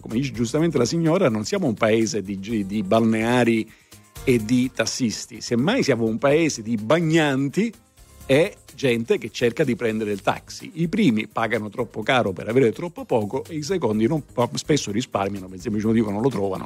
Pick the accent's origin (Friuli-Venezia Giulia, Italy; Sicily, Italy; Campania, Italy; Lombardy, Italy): Sicily, Italy; moved away; sono siciliano anche io, non sono stato costretto a emigrare